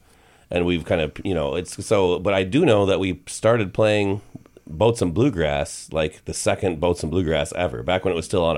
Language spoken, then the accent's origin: English; Minneapolis, Minnesota, United States; we're all from the Twin Cities.